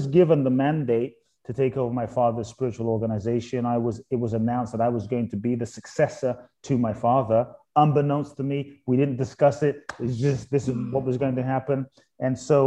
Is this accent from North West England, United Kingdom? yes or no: no; London, United Kingdom; born or raised there; also born or lived in Ghana